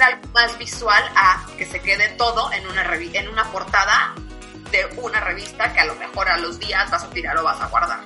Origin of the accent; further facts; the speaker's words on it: Mexico; nosotros como mexicanos